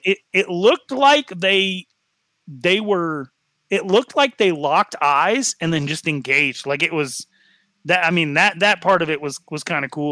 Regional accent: Wyoming, United States; I'm from Wyoming

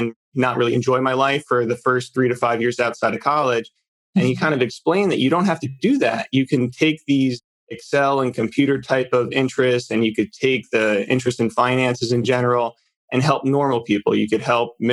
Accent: New Jersey, United States; So I grew up in New Jersey, the northern part. We kind of refer to it as North Jersey here

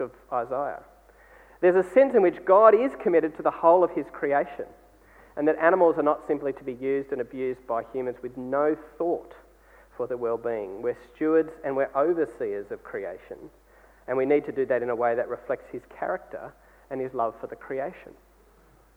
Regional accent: Australia; as Australian people

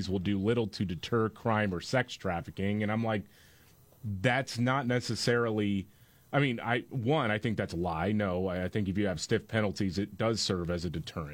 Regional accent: Houston, Texas, United States; I grew up in Houston

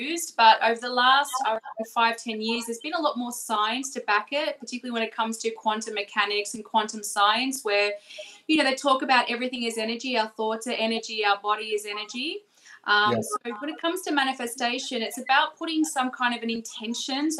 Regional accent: Melbourne, Victoria, Australia; We're from Melbourne

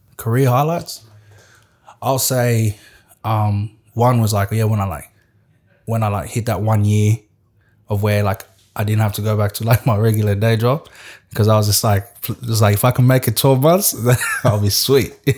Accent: Australia; also born or lived in West Africa; I'm still an Australian

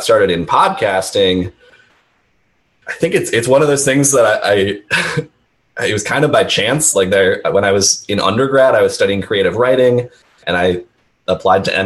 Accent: Minnesota, United States; moved away as an adult; also born or lived in Chicago, Illinois; now in Las Vegas, United States; I grew up in Minnesota, and then I went to college in Chicago at Loyola University Chicago, go Ramblers. And I spent about 6 years in Chicago, and then I moved out to Vegas

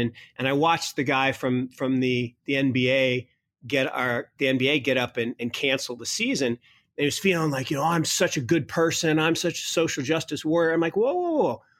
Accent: Kirkland, Washington, United States; also born or lived in Seattle; Kirkland, Washington, where I grew up

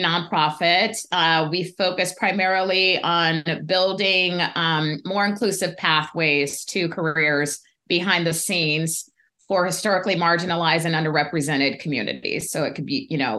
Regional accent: Pasadena, California, United States; also born or lived in Denver, Colorado; I grew up in Pasadena

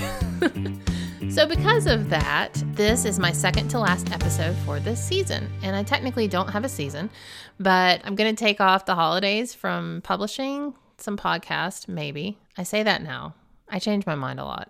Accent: the South, United States; I'm a Southerner, y'alls.

